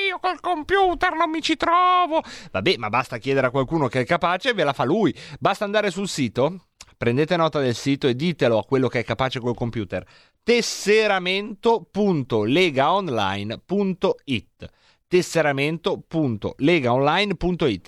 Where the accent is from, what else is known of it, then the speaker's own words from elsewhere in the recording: Varese, Lombardy, Italy; io son cresciuto a Varese